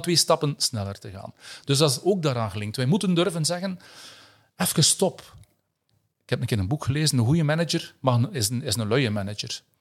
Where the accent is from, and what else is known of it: Flanders, Belgium